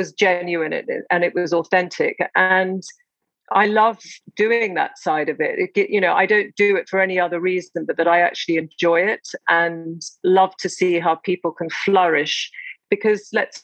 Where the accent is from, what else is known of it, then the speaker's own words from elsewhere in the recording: South Africa; now in London, United Kingdom; you being South African like I am